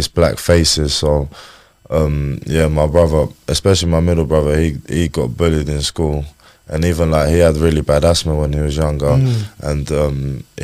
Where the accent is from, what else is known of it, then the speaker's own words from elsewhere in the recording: Chatham, South East England, United Kingdom; also born or lived in Slovakia; I was in Chatham, Kent. So yeah, I was born in Slovakia, lived there till 2008, 2009 roughly. And then moved to Luton Road on Chatham